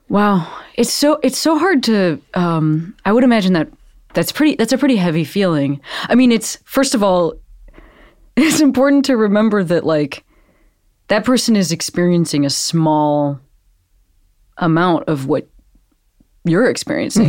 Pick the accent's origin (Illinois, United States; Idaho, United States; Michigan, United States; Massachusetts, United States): Illinois, United States; Western Springs; I'm from Western Springs, which is a little bit further east.